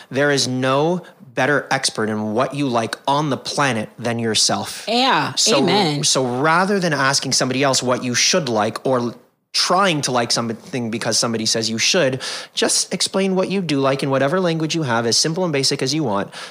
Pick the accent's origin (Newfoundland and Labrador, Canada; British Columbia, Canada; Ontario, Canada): Ontario, Canada; Toronto; also born or lived in Chicago / Fort Worth / Anaheim; now in Washington, D.C., United States; Uh, by the time I was eight, I lived in Fort Worth, Texas, Anaheim, or as I like to call it, the People's Republic of Disney, outside of LA, um, and then uh, Toronto, Canada, where I grew up